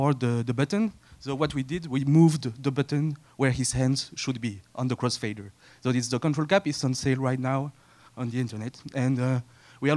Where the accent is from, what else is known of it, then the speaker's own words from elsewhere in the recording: Belgium; We are a band from Belgium